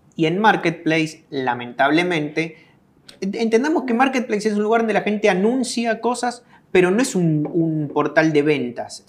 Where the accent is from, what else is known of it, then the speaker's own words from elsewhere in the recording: Argentina; moved away as an adult; now in El Salvador; vine al país en el 2006. Nací en Argentina